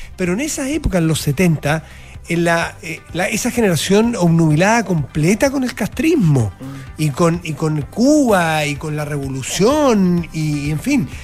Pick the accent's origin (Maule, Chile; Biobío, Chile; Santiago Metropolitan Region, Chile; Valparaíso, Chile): Valparaíso, Chile; San Felipe; moved away; yo soy original de San Felipe